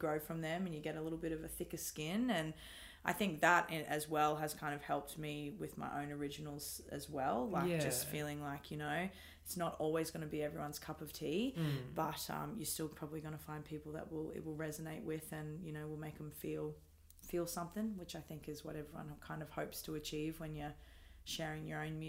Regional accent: Brisbane, Queensland, Australia; Born and raised in Brisbane.

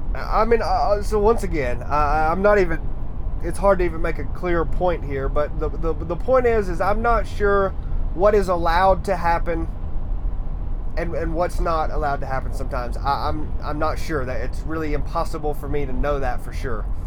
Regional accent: Harrison, Tennessee, United States; I grew up in Harrison, Tennessee, right outside of Chattanooga

